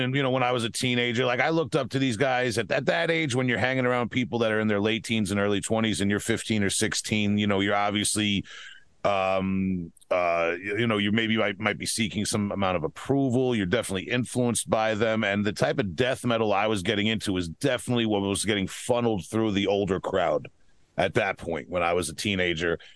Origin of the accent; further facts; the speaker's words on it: Huntington, New York, United States; accent: Long Island; my hometown of Huntington, New York